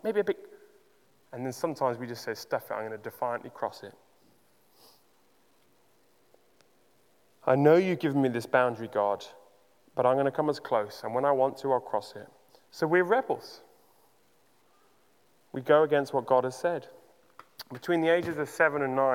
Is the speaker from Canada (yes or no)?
no; Uganda; Growing up in Uganda